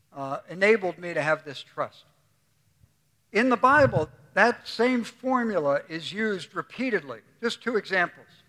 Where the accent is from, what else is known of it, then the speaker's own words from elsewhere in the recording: New York City, New York, United States; Bernie and I grew up together on Staten Island